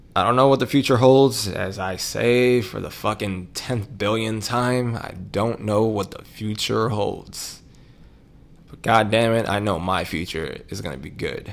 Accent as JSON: {"language": "English", "town": "New York City", "region": "New York", "country": "United States", "tie": "born or raised there", "moved": "yes", "said": "I grew up in Harlem."}